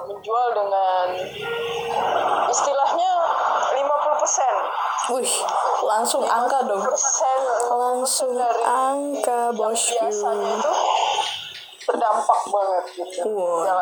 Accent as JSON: {"language": "Indonesian", "region": "Java", "country": "Indonesia", "said": "Saya orang Jawa."}